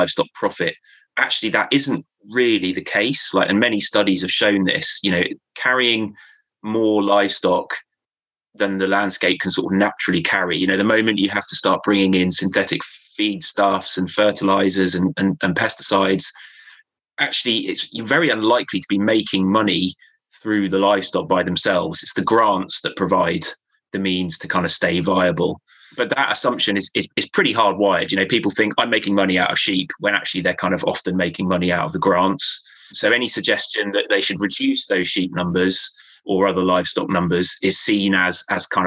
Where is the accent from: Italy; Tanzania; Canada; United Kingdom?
United Kingdom; Devon, South West England; moved away as an adult; now in Cumbria, United Kingdom; I grew up in Devon. I moved up here a couple of years before I took